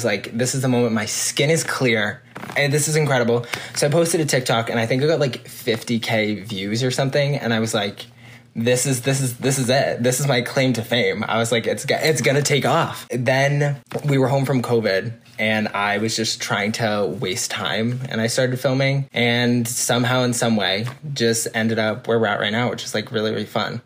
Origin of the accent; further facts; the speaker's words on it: Massachusetts, United States; I'm from Massachusetts.